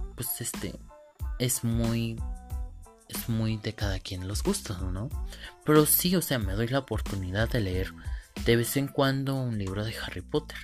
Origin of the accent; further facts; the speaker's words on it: Cadereyta de Montes, Querétaro, Mexico; Yo soy de Cadreita de Montes, Querétaro